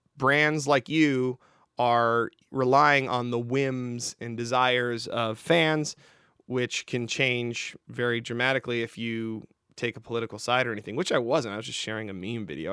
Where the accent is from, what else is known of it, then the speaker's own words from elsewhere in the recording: Canada; moved away; my home country of Canada